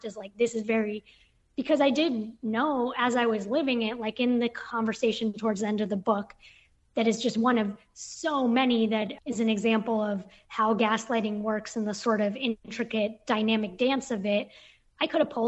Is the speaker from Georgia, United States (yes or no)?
no; Bay Area, California, United States; moved away as an adult; also born or lived in Brooklyn, New York; I was from the Bay Area living in Brooklyn